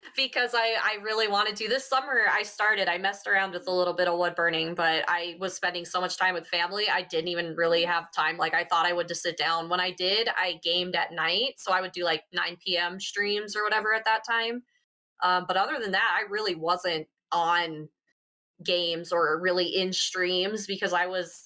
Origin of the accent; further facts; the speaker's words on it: South Dakota, United States; moved away as an adult; now in Colorado, United States; I grew up in South Dakota